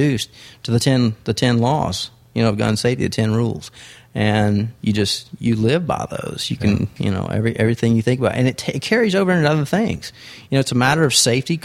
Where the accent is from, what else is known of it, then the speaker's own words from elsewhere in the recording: Texas, United States; I'm from Texas.